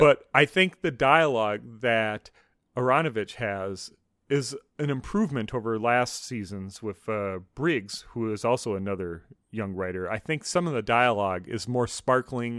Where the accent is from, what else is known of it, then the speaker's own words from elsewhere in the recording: United States; as an American